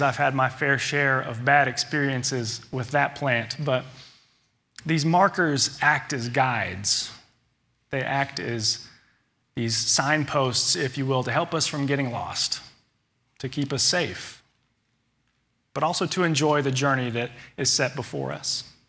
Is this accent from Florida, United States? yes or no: no; Little Rock, Arkansas, United States; glad to have grown up here in Little Rock